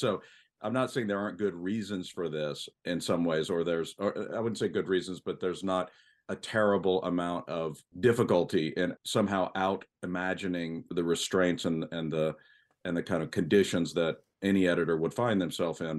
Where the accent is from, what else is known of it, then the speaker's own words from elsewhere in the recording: San Antonio, Texas, United States; I grew up in Texas, uh, in San Antonio, a pretty sophisticated town, but, you know, not New York.